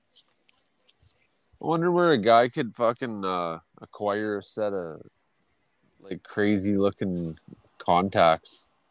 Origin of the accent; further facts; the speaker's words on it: Canada; I'm Canadian